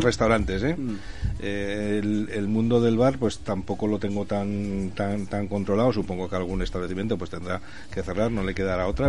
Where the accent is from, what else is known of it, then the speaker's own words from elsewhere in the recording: Madrid, Community of Madrid, Spain; moved away as an adult; now in Zaragoza, Spain; nací en Madrid, me crié en Madrid, trabajé en Madrid hasta los 20 años, luego ya me vine aquí a Aragón, a Zaragoza